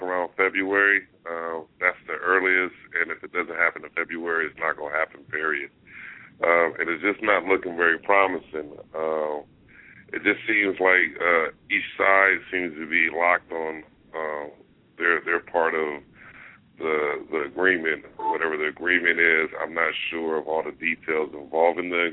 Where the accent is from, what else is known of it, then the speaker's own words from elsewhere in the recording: Los Angeles, California, United States; I am from Los Angeles